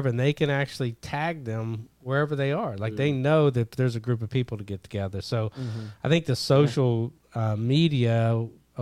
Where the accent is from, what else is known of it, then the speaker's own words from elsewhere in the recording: Kentucky, United States; I grew up in Kentucky